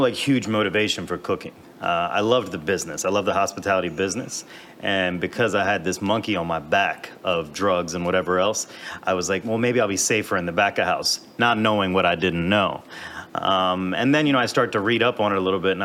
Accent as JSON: {"language": "English", "town": "Silver Spring", "region": "Maryland", "country": "United States", "tie": "born or raised there", "also_born_or_lived": "Washington, D.C. / New York City", "lives_now": "Baltimore, United States", "said": "I'm from Silver Spring originally"}